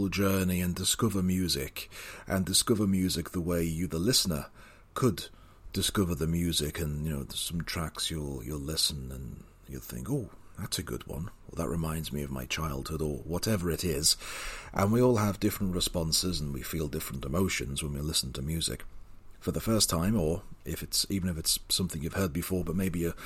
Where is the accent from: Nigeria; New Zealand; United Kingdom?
United Kingdom; also born or lived in Spain; I am British